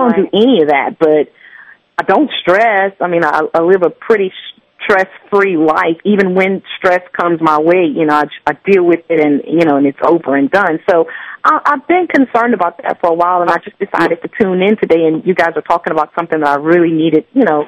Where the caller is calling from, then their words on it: Lafayette, Louisiana, United States; I'm from Lafayette, Louisiana.